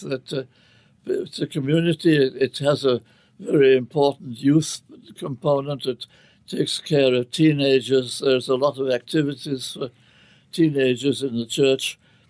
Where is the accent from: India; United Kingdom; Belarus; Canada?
United Kingdom; England; I was brought up in the Church of England, which is, in England, of course, religion is sort of a question of class